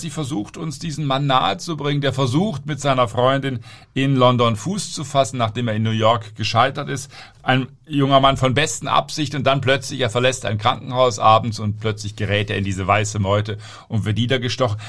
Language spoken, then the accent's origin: German; Southern Germany, Germany; Ich komme ja auch aus Süddeutschland